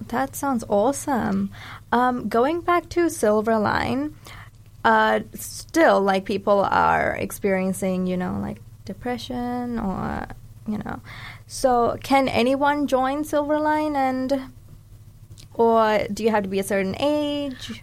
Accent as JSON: {"language": "English", "town": "Dunedin", "region": "Otago", "country": "New Zealand", "tie": "born or raised there", "also_born_or_lived": "Sri Lanka", "said": "I'm a Sri Lankan Kiwi. So, I was born in Sri Lanka and I came here at the age of eight. So, I've been raised here and consider New Zealand my home."}